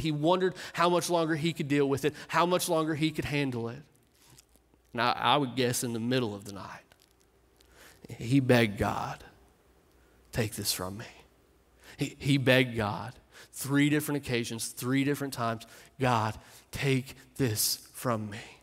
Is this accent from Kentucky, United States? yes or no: yes; Clark County, Kentucky, United States; moved away; I grew up in Kentucky